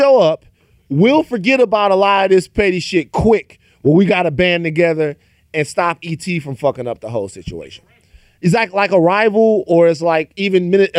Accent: Baton Rouge, Louisiana, United States; I'm from South Louisiana. Okay. I'm from Baton Rouge, Louisiana.

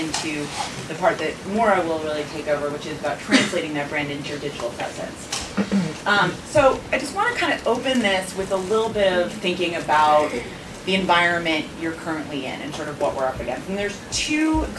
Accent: Boston, Massachusetts, United States; now in Washington, D.C., United States; I'm a Bostonian, and I live in D.C. now

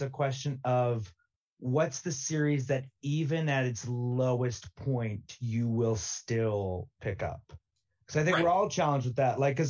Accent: United States; As an American

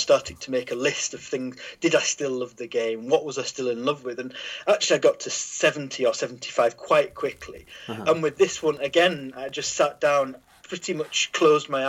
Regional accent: Teesside, North East England, United Kingdom; moved away; I was born on Teesside

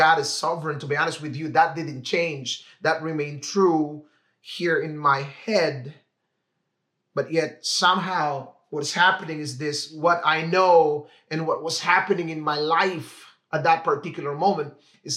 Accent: Philippines; moved away as an adult; now in Vancouver, Canada; I grew up in the Philippines

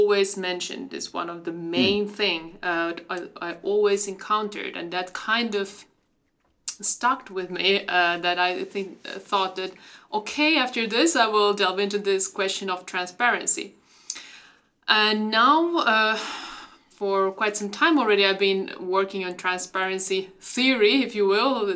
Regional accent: Finland; I come from Finland

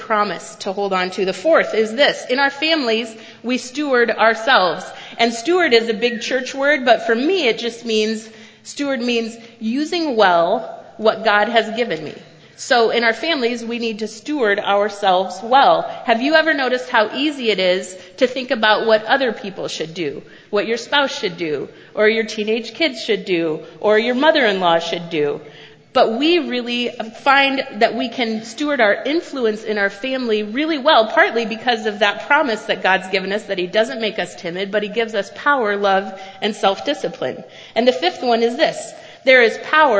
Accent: Cedar Valley, Iowa, United States; I grew up in the Cedar Valley

